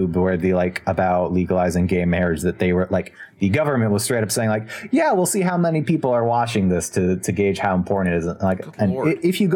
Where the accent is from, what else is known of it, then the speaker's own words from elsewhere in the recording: United States; as an American